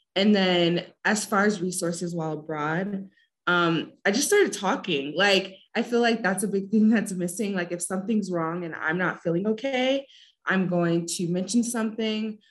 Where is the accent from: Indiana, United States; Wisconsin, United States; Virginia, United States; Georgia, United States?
Indiana, United States; South Bend; moved away as an adult; now in Puebla, Mexico; I'm also from South Bend